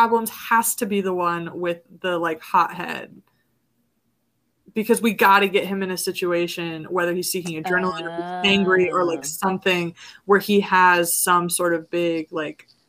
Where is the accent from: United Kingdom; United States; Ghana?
United States; Gulf Coast; I'm from the Gulf Coast